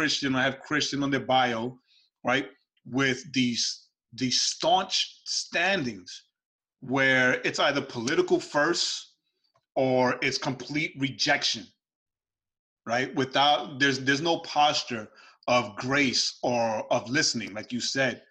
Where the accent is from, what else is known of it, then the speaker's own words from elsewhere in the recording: New York City, New York, United States; Growing up in New York. But being raised where I was raised in New York City